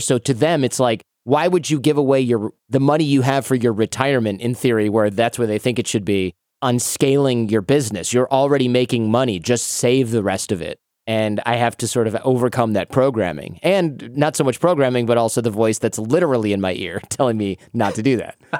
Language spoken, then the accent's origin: English; Detroit, Michigan, United States; moved away; growing up in Detroit, I didn't know anybody who owned a business